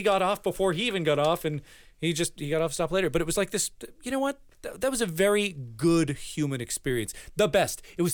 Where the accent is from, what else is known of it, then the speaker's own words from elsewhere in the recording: Framingham, Massachusetts, United States; first language Spanish; English is a second language; I'm from a town called Framingham